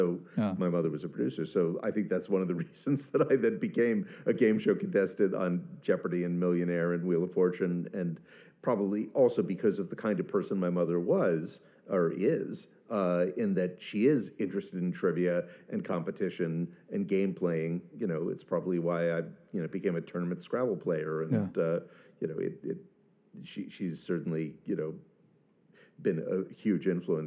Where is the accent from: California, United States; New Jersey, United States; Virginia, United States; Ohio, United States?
Virginia, United States; Arlington; moved away as an adult; also born or lived in London; I grew up in Arlington, Virginia